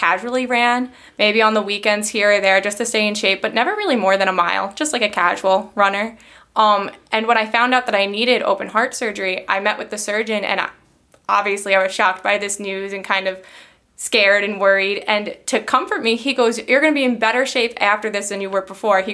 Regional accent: Long Island, New York, United States; moved away as an adult; now in Rochester, United States; I'm from Long Island originally

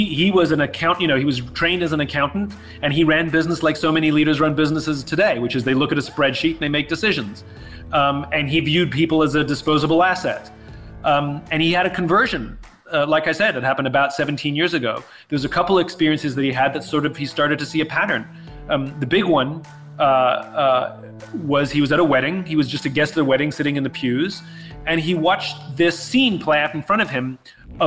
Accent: New York, United States; I'm a New Yorker, but I came out here. I have family here.

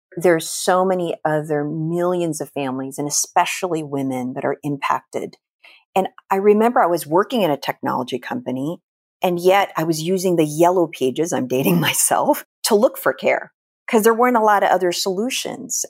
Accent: Philippines; moved away; I was born and raised in the Philippines

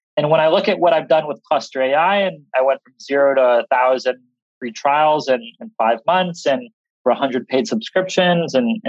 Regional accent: Seattle, Washington, United States; I'm from Seattle

